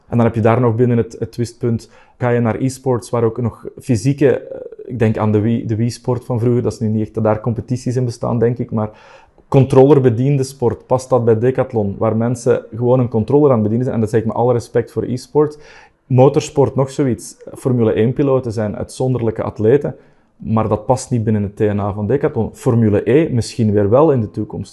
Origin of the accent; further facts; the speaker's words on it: Belgium; ik ben er als Belg natuurlijk ergens wel heel fier op